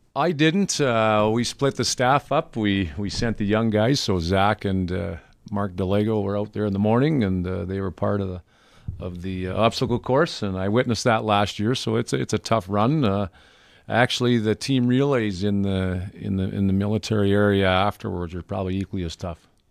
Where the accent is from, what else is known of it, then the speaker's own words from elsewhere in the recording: Melita, Manitoba, Canada; I grew up in Linda, Manitoba, in the Southwest, basically twenty miles from the U S border, twenty miles from the Saskatchewan border